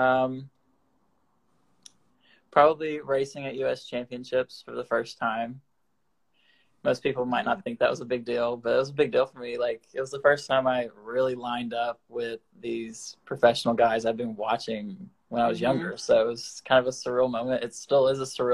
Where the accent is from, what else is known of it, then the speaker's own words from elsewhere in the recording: Winfield, Alabama, United States; moved away as an adult; Winfield is a tiny town in northwest Alabama. It's about 4,500 people. We have 3 stoplights, 1 school.